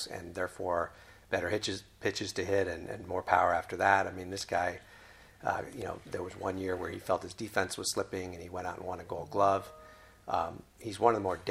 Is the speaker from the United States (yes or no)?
no; Mexico City, Mexico; moved away; I never thought I would be a GM of a baseball team playing in my hometown.